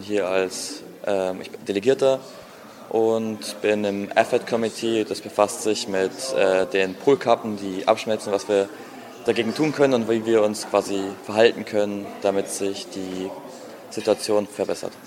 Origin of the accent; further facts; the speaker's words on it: Regensburg, Bavaria, Germany; ich komme aus Regensburg, das ist in Bayern